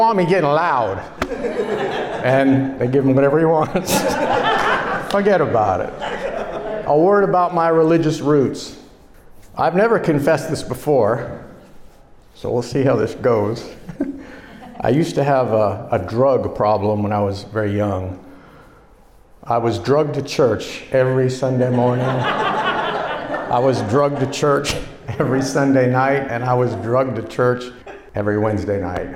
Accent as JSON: {"language": "English", "region": "New York", "country": "United States", "tie": "born or raised there", "also_born_or_lived": "New Jersey", "moved": "yes", "lives_now": "Florida, United States", "said": "I was born in New Jersey. I was raised in New York. And for most of my life, I have been living in an inferno called Florida"}